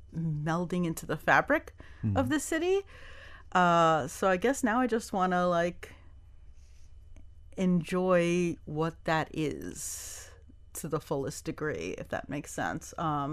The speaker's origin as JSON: {"language": "English", "region": "New York", "country": "United States", "lives_now": "Miami, United States", "said": "I came from New York, and there was a sense where when I first came here, it was almost a little bit of a letdown."}